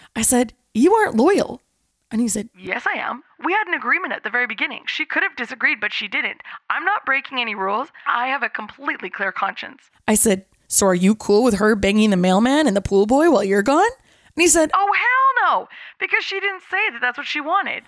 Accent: Canada; I'm Canadian

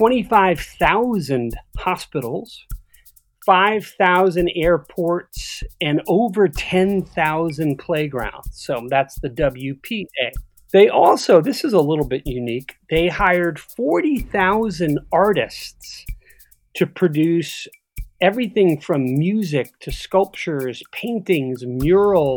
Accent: New York City, New York, United States; I'm from New York

